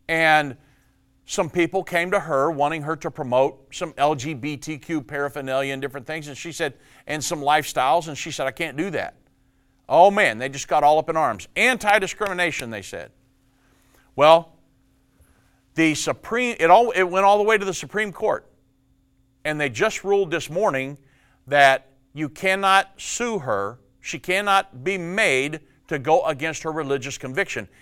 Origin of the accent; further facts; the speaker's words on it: Indiana, United States; moved away; I was born and raised in Indiana